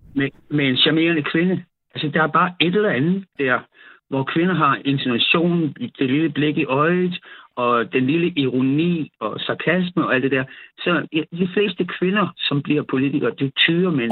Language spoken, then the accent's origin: Danish; South Funen, Southern Denmark, Denmark; jeg er nede fra Sydfyn